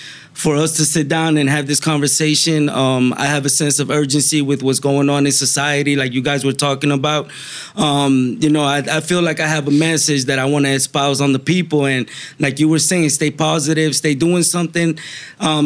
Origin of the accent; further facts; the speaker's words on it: Miami, Florida, United States; moved away as an adult; now in Fort Myers, United States; I grew up in Miami